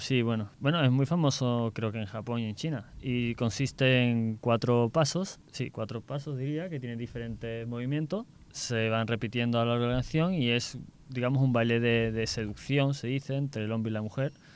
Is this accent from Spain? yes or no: yes; Seville, Andalusia, Spain; soy también de Sevilla